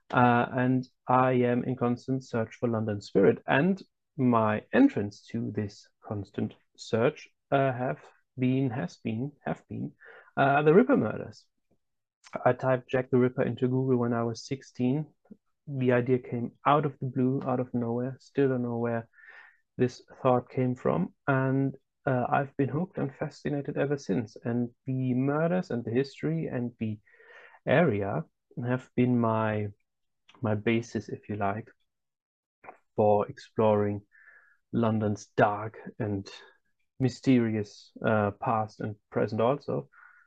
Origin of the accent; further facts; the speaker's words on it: Germany; I'm from Germany, and I am German, as you can already tell by my name